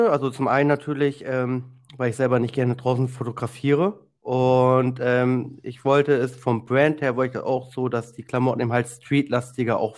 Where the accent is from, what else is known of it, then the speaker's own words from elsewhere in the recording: Zug, Switzerland; ich komme aus Zug, das ist zwischen Luzern mhm. und Zürich.